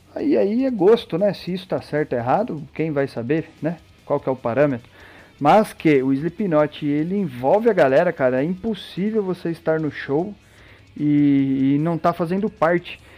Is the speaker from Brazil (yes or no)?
yes; Brazil; Nós, como brasileiros